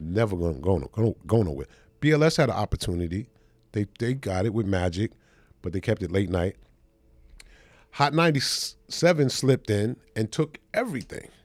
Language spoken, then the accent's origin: English; New York City, New York, United States; I'm from Brooklyn. We don't have the Zulu Nation.